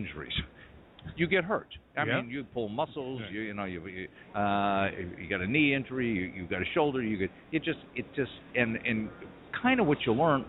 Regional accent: Appleton, Wisconsin, United States; now in Pittsburgh, United States; I from Appleton

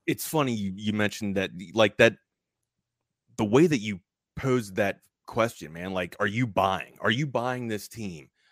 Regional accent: Baltimore, Maryland, United States; moved away as an adult; also born or lived in Hawaii; I'm from the East Coast originally, uh, Baltimore, Maryland, grew up there

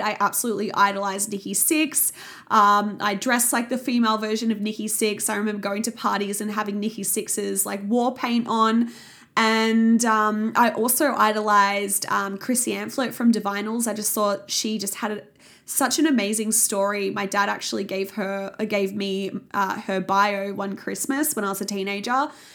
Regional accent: Sydney, New South Wales, Australia; I grew up in the Sutherland Shire in Sydney

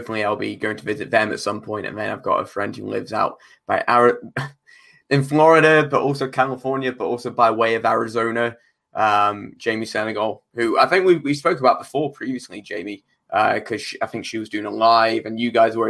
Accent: United Kingdom; now in Scotland, United Kingdom; I am a British wrestler based in Scotland.

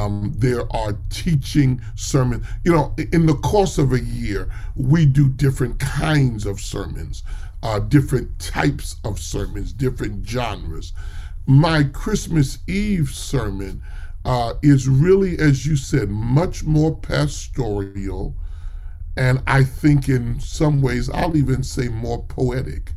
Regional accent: New York City, New York, United States; I'm from New York, and so I grew up not far from Cathedral of St. John the Divine

